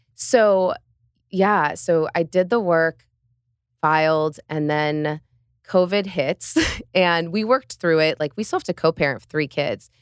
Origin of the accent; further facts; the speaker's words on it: central Illinois, United States; moved away as an adult; also born or lived in New York; now in Miami, United States; I grew up on a farm in central Illinois, like, eight hundred people